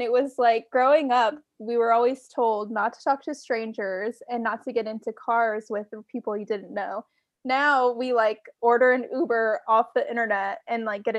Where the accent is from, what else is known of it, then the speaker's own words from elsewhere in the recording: Washington, United States; Washington State.